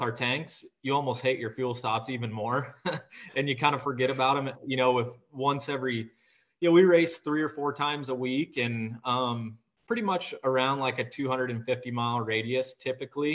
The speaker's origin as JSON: {"language": "English", "region": "Iowa", "country": "United States", "tie": "born or raised there", "said": "I'm from Iowa, grew up on a Century farm here"}